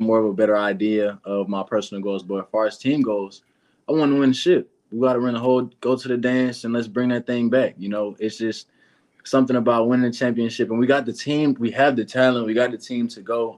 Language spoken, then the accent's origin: English; Atlanta, Georgia, United States; I'm from Atlanta too